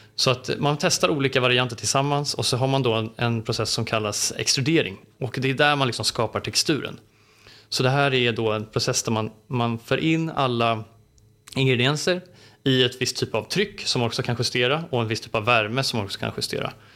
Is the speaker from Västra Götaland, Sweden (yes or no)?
no; Stockholm archipelago, Stockholm County, Sweden; jag är uppväxt i Stockholms skärgård